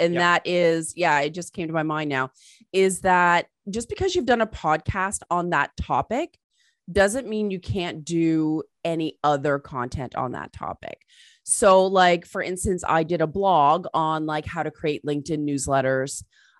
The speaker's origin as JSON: {"language": "English", "region": "England", "country": "United Kingdom", "tie": "born there", "said": "because I was born in England and my family's British."}